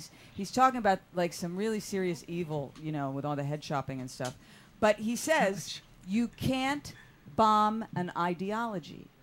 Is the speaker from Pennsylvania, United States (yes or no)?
yes; Philadelphia, Pennsylvania, United States; I'm from Philly